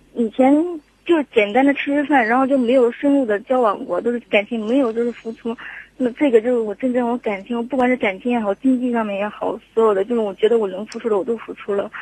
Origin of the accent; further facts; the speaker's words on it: Jiangsu, China; moved away as an adult; also born or lived in Shanghai; now in Zhengzhou, China; 我老家是江苏的